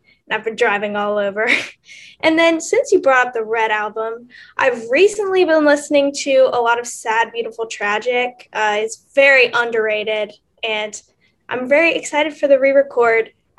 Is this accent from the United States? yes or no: yes; Florida, United States; My pronouns are also she, her, and I'm from Florida.